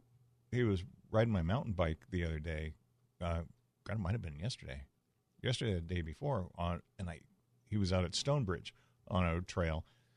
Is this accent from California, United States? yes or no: yes; San Diego, California, United States; I grew up in Bay Park